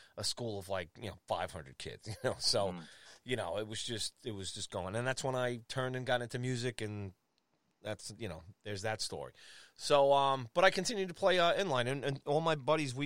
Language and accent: English; New York, United States; moved away as an adult; also born or lived in Colorado; I'm a guy from New York